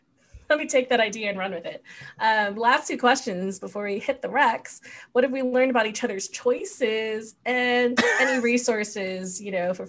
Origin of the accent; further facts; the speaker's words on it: Philippines; Like I can kind of wear these jogging pants and be okay as a Filipino woman, and I can you know, eat banana ketchup with all kind of delicacies like now.